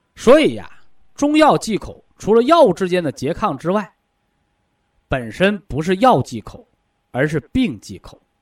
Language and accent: Chinese; China; 我们都是中国人